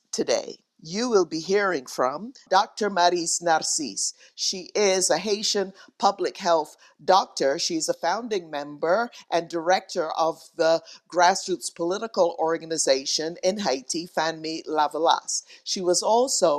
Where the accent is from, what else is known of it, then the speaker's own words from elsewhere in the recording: Barbados; Barbados, my home country